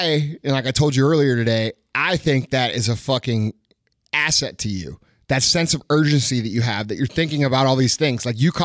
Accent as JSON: {"language": "English", "region": "Missouri", "country": "United States", "said": "No, man, I'm from Missouri. We don't have that shit here."}